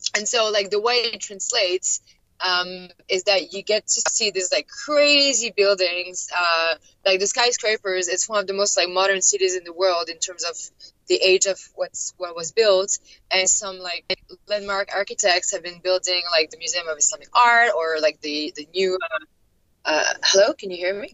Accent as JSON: {"language": "English", "town": "Paris", "region": "Île-de-France", "country": "France", "also_born_or_lived": "Doha, Qatar", "moved": "as an adult", "lives_now": "Los Angeles, United States", "said": "I, am French. I'm originally from Paris, but I've been living um, in like I think five or six cities uh, and countries in the last like five years."}